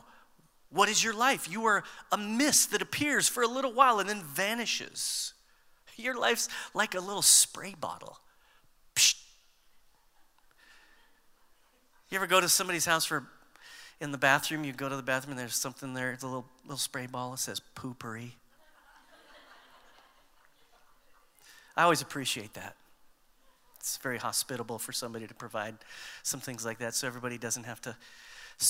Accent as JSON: {"language": "English", "country": "United States", "said": "We tend to think of ourselves as Americans"}